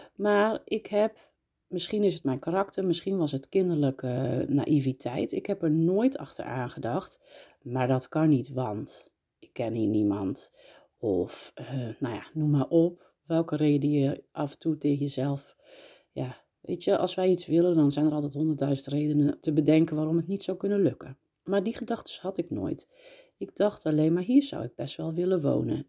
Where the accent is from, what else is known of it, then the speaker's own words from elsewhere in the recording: Breda, North Brabant, Netherlands; also born or lived in North Holland; now in Nuenen, Netherlands; Ik ben eh, geboren in Noord-Holland, opgegroeid in Breda